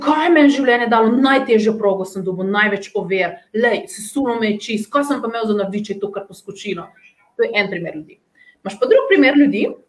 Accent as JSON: {"language": "Slovenian", "country": "Slovenia"}